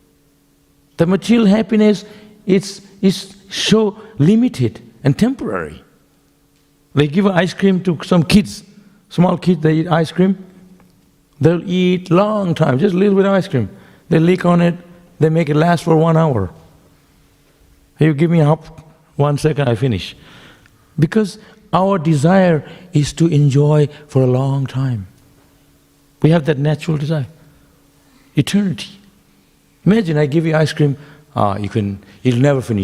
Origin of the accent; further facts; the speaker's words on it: West Bengal, India; now in Melbourne, Australia; I grew up in Bengal